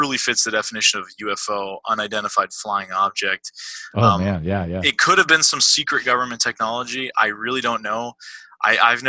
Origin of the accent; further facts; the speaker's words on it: East Coast, United States; I'm from the East Coast.